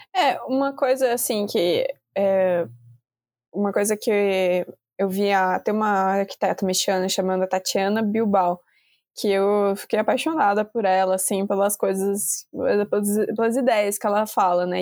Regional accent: Brazil; a gente, como brasileiro

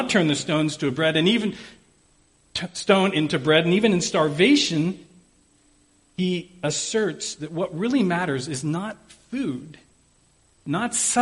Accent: Pittsburgh, Pennsylvania, United States; I'm from Pittsburgh

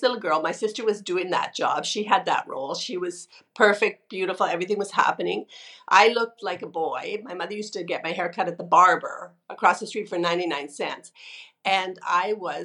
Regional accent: Sudbury, Ontario, Canada; I was born in Northern Ontario in a city called Sudbury

